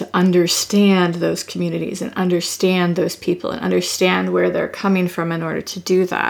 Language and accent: English; Western Pennsylvania, United States; Growing up in Western Pennsylvania and rural Pennsylvania